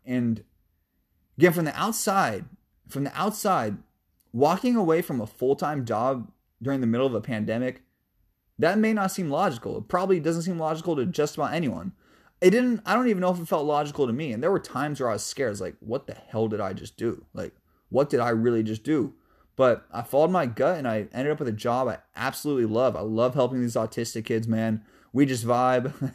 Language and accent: English; Seattle, Washington, United States; I love my hometown, baby, North Seattle, two oh six